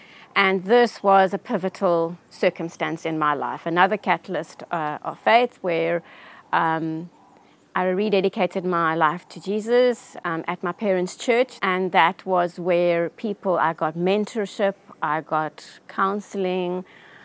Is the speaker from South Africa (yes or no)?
yes; Johannesburg, Gauteng, South Africa; I grew up in Johannesburg.